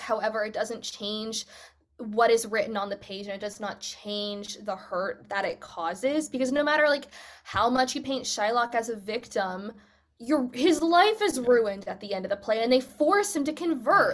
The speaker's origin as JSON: {"language": "English", "country": "United States", "first_language": "English", "moved": "as an adult", "lives_now": "United Kingdom", "said": "I'm American"}